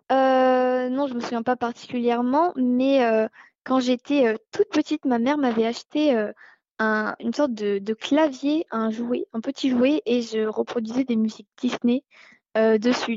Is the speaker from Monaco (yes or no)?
yes; Monaco; je suis monégasque